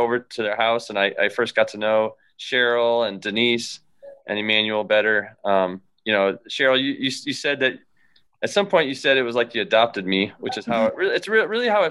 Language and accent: English; Ann Arbor, Michigan, United States; moved away as an adult; now in Washington, D.C., United States; I'm from Ann Arbor, born and raised